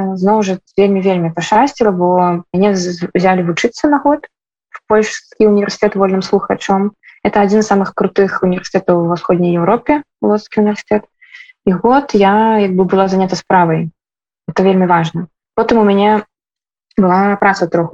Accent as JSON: {"language": "Belarusian", "country": "Belarus", "moved": "yes", "lives_now": "Warsaw, Poland", "said": "мы беларусы"}